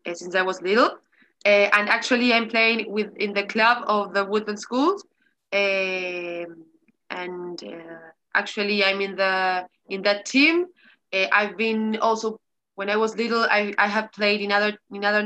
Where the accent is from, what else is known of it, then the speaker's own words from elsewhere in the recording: Montevideo, Uruguay; English is a second language; I'm from Montevideo, Uruguay